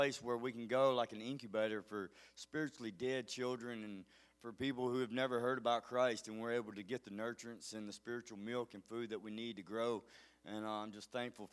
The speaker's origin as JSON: {"language": "English", "town": "Mobile", "region": "Alabama", "country": "United States", "said": "I come from Mobile, Alabama"}